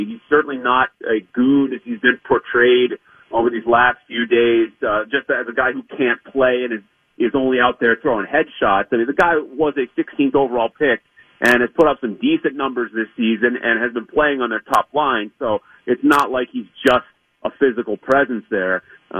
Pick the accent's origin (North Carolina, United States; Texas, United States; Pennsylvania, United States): Pennsylvania, United States; Pittsburgh; it's my hometown team, my favorite team since I was a kid.